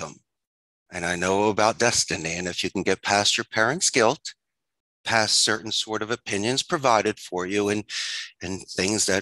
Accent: Philadelphia, Pennsylvania, United States; moved away as an adult; also born or lived in Arizona; now in Costa Rica; I'm originally from Philadelphia. I'm a Philly boy. And when I graduated from the proud Abington High School in 91

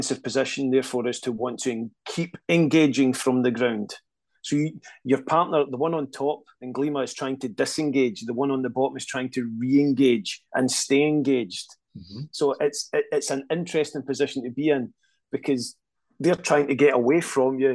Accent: Scotland, United Kingdom; I'm Scottish. We can barely speak English.

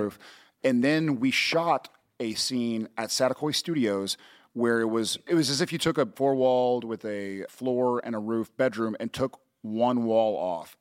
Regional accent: Texas, United States

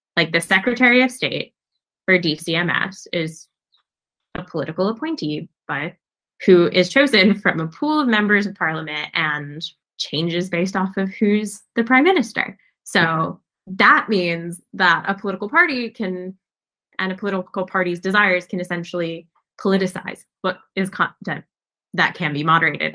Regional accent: United States; as an American

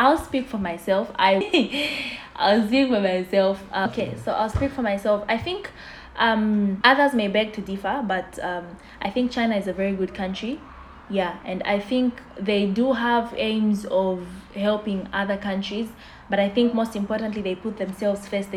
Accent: Zambia; I'm from Zambia

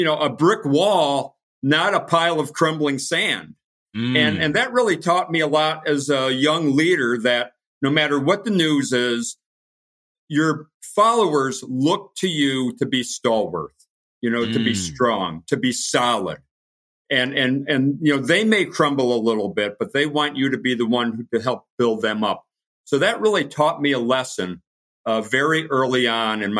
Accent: northeastern Pennsylvania, United States; moved away as an adult; I grew up in a small town in northeastern Pennsylvania, 5,000 people

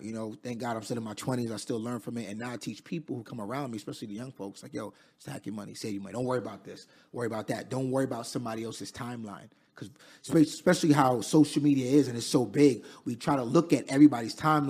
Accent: Queens, New York, United States; I'm from Queens, New York. Raised in Queens. I'm currently 29 at the time right now.

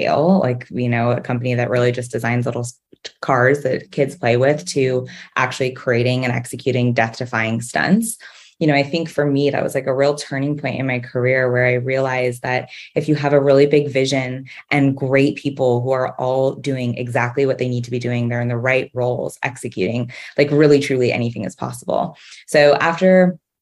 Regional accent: Southern California, United States; So I was born and raised in Southern California. I grew up in a town a little north of Los Angeles

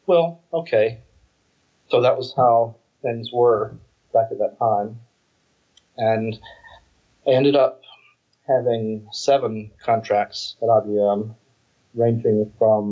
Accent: United States

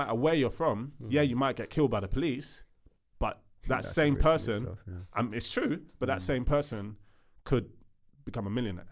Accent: United Kingdom; also born or lived in Sierra Leone; I've lived here all my life, but I'm Sierra Leonean

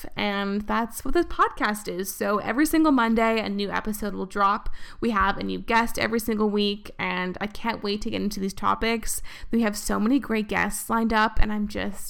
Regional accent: Vancouver, British Columbia, Canada; moved away as an adult; also born or lived in Toronto; I did my first year of university in Vancouver, and then I moved across the country, kind of, to Toronto. And that was the first time I lived in a place that wasn't, like, my hometown

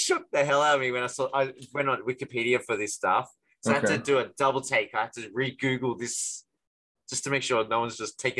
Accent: Australia; now in Korea; especially being Australian.

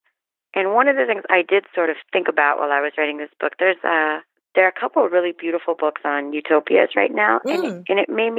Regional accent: Miami, Florida, United States; I grew up in Miami

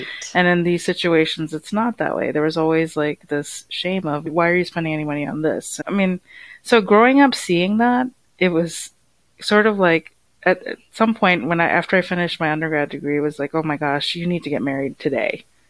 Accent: United States; I grew up in the U.S.

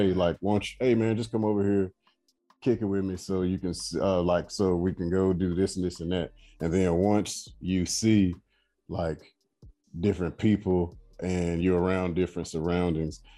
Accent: United States; moved away as an adult; now in Abu Dhabi, United Arab Emirates; I love being American

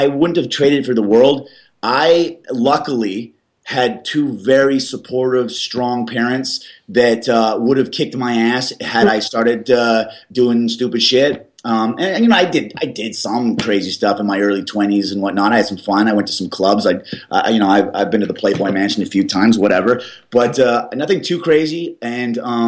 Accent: Canada; I'm Canadian, Polish-Canadian

